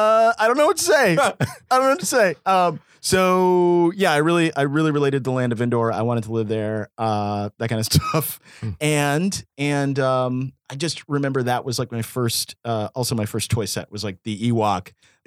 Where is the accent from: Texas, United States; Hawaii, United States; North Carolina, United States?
Texas, United States; In Texas, all we had was Tatooine.